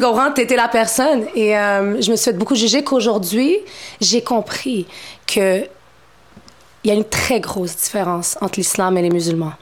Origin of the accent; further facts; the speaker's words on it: Montreal, Quebec, Canada; Je suis née à Montréal, je suis d'origine marocaine